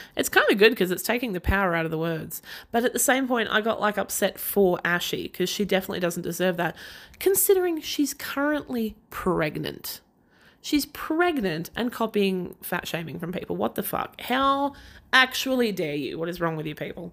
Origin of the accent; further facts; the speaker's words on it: Australia; I'm an Aussie and that is how I talk.